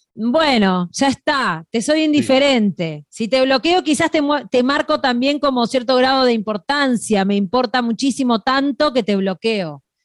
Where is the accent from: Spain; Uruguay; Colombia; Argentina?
Uruguay; Nosotros los uruguayos